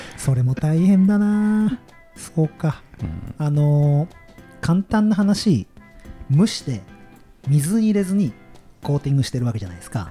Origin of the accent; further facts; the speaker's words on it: Fuji, Shizuoka, Japan; 僕あの富士出身なんで